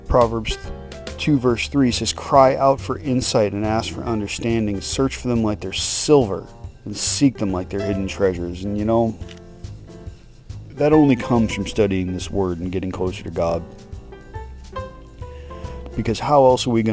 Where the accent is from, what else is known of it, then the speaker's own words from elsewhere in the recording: United States; we as the American people